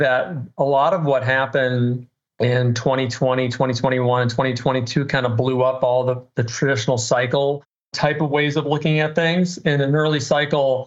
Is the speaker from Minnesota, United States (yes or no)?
yes; Minnesota, United States; I'm just a common sense kid born and raised in Minnesota